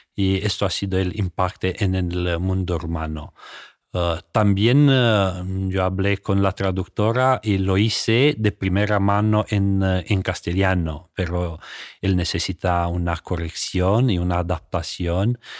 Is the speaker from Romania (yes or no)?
yes; Romania; Spanish is a second language; moved away as an adult; yo vino de Rumanía